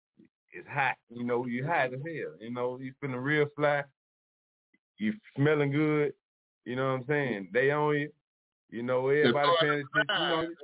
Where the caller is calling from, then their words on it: Charlotte, North Carolina, United States; I'm calling from Charlotte.